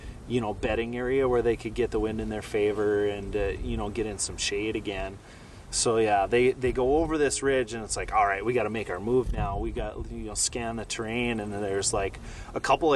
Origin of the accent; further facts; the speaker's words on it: Minnesota, United States; now in North Dakota, United States; growing up in Minnesota, I spent a bunch of time hunting whitetails. But yeah, now moving to North Dakota